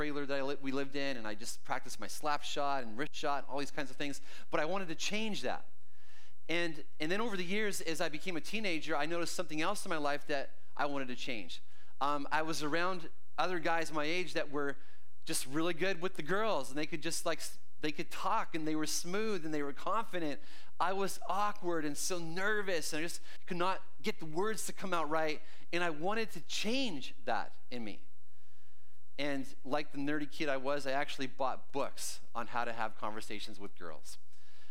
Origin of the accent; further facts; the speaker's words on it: Canada; moved away; I grew up in Canada, for those of you who don't know, and so every young Canadian kid is signed up at some point to play ice hockey